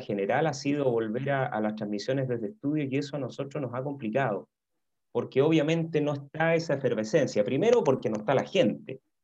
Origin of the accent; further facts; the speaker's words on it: Santiago, Santiago Metropolitan Region, Chile; also born or lived in Valdivia; yo nací en Santiago, eh, yo tengo 54 años. Em, me crié básicamente aquí en Santiago